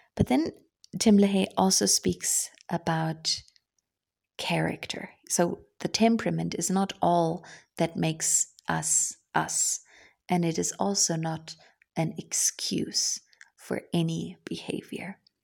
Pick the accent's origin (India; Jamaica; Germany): Germany; English is a second language; as a German